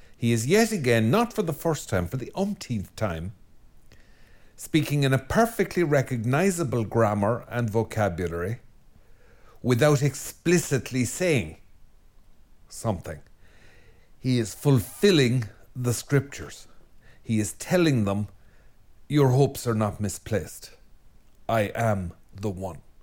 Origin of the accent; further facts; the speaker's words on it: Ireland; I'm Irish and we're a depressed lot.